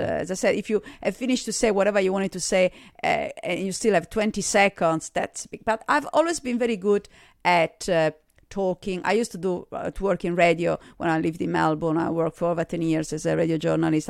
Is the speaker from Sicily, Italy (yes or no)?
no; Sardinia, Italy; accent: Italian; English is a second language; moved away as an adult; also born or lived in Germany / Australia; I was born in Sardinia in Italy